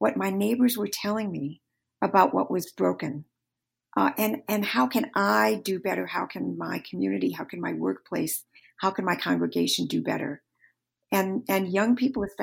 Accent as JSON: {"language": "English", "region": "Michigan", "country": "United States", "tie": "born or raised there", "said": "you and I grew up in the same hometown. I grew up in the Roman Catholic faith. And the church that I grew up in Michigan, is still all white"}